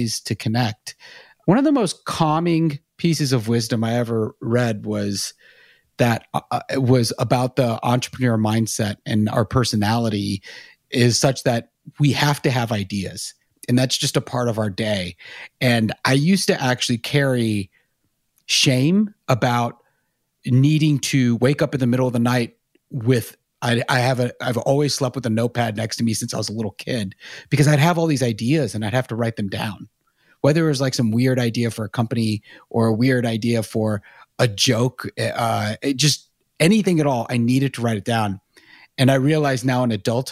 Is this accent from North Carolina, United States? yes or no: yes; Charlotte, North Carolina, United States; I grew up in Charlotte, and then went to Chapel Hill